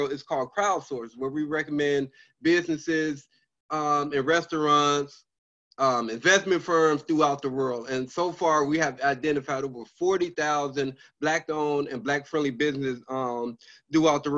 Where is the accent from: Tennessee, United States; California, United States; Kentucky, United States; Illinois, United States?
Illinois, United States; Chicago; also born or lived in Washington, D.C.; I'm from Chicago, born and raised